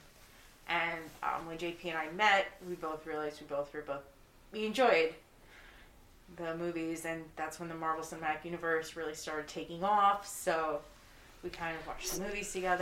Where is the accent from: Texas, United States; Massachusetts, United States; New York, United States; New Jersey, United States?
New Jersey, United States; Monmouth County; I grew up in Monmouth County, but now I live local to the area.